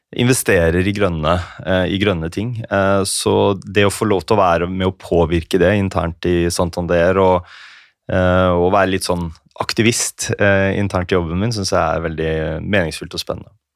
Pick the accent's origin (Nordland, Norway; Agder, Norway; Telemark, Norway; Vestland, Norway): Telemark, Norway; hadde jo vært en del i lokalavisene hjemme i Telemark